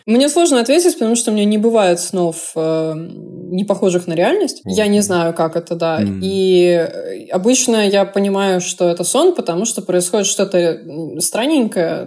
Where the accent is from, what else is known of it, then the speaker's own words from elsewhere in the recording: Saint Petersburg, Russia; also born or lived in Moscow; Я из Питера